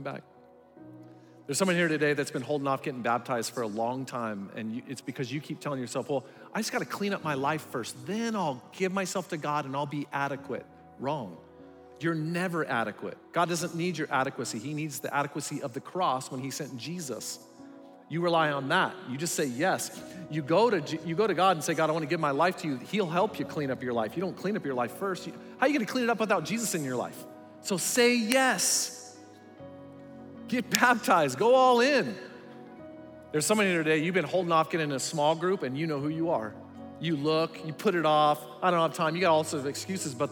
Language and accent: English; Sierra Vista, Arizona, United States; also born or lived in Willcox, Arizona; I grew up in Wilcox and Sierra Vista